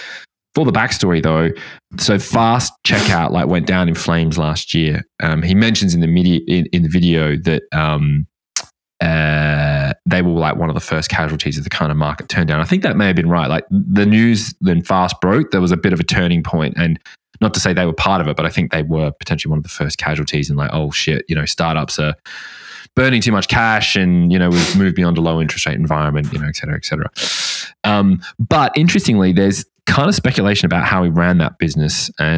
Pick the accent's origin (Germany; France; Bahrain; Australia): Australia; now in United Kingdom; I'm from Oz